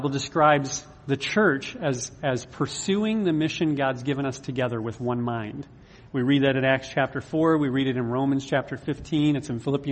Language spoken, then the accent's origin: English; United States; you and I as American, modern American Christians